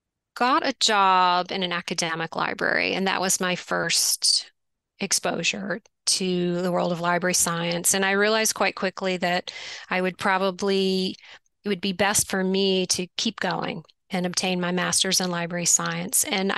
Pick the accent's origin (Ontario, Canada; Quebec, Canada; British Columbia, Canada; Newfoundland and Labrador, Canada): Quebec, Canada; Yes, I grew up outside of Montreal in Canada, and my parents introduced me to gardening.